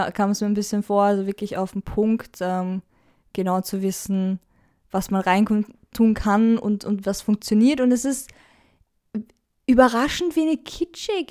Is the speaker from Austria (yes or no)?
yes; Austria; ich da als Österreicher